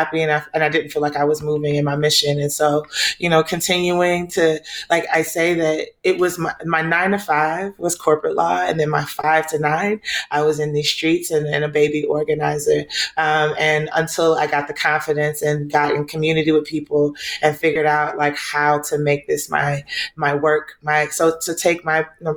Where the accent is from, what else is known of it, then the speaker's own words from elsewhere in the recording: Atlanta, Georgia, United States; also born or lived in Nigeria; I was born in Nigeria and raised in Southwest Atlanta.